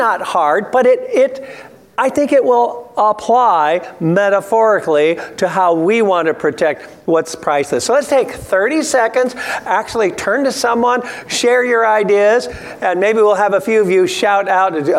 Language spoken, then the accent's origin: English; Palmdale, California, United States; when I was a kid growing up in Palmdale in the 50s and 60s